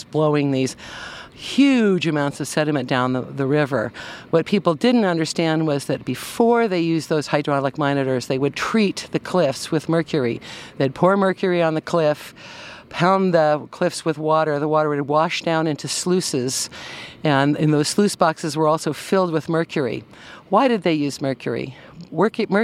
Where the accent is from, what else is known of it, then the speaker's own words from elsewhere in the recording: Concord, California, United States; also born or lived in Penn Valley, Nevada County, California; I was raised in Concord, California on a walnut farm